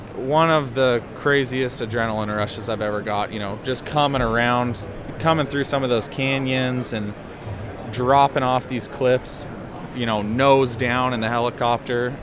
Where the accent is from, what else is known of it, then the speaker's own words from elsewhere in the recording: Heber, Utah, United States; also born or lived in Pleasant Grove, Utah; I grew up in Heber, and currently I'm living in Pleasant Grove